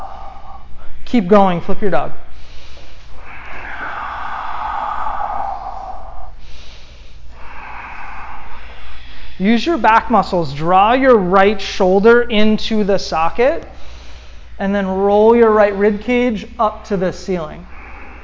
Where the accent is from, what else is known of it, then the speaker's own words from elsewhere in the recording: East Coast, United States; moved away; I'm from the East Coast